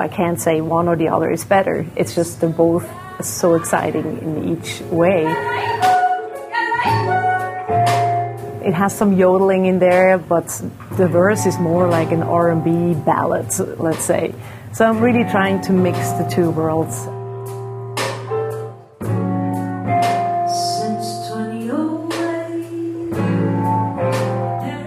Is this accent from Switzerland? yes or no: yes; Lucerne countryside, Switzerland; moved away as an adult; now in Boston, United States; the farm that I grew up on in Switzerland.